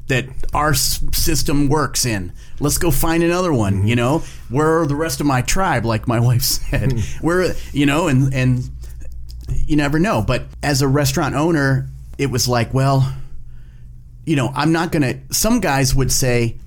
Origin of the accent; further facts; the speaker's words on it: grew up in the Valley, Ohio, United States; an Ohio-born chef, owner of a restaurant